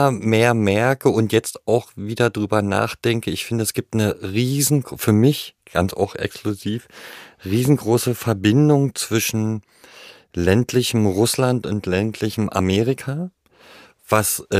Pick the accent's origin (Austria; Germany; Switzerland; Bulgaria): Bulgaria; das waren natürlich Dinge, die hatte ich als Kind in Bulgarien auch erlebt, weil das eine ähnliche Mentalität ist.